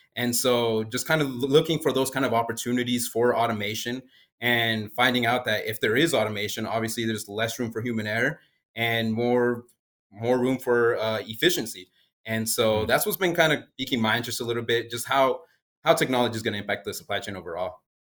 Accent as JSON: {"language": "English", "town": "Springdale", "region": "Arkansas", "country": "United States", "tie": "born or raised there", "said": "I actually grew up down the road over in Springdale, Arkansas"}